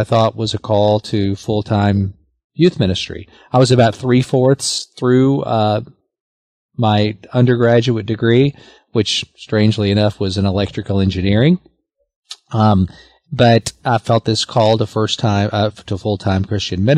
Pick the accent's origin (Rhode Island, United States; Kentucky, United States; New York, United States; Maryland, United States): Kentucky, United States; Lexington; I grew up here in Lexington